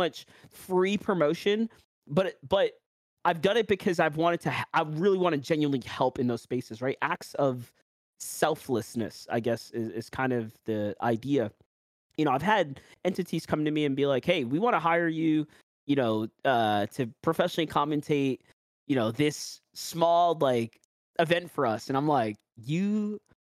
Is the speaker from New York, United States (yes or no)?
yes; New York, United States; accent: New York; my New York accent